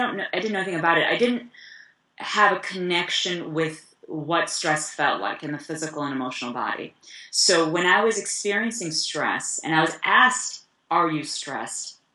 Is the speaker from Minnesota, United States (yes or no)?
no; Chicago, Illinois, United States; also born or lived in East Africa; I grew up in Chicago